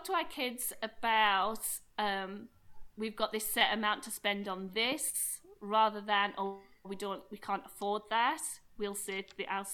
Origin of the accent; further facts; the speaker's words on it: United Kingdom; I'm very British